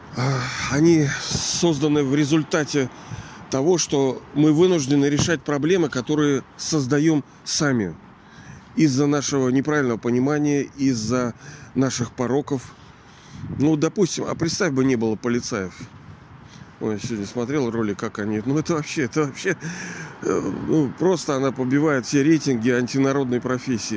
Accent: Kronstadt, Saint Petersburg, Russia; я живу вот в этом, даже не знаю, как оценить этот город, в этом Петербурге нашем, Ленинграде. Ну, я родился здесь, в Кронштадте.

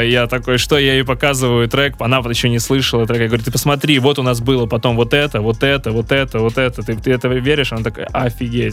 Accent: Saint Petersburg, Russia; я вообще-то родом из Питера

